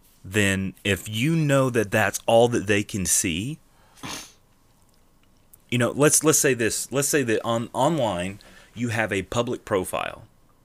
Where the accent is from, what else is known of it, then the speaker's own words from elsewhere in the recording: England, United Kingdom; I'm from England. My family descent is very English.